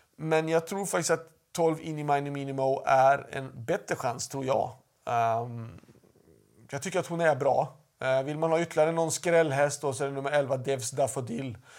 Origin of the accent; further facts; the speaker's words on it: Sweden; hemma i Sverige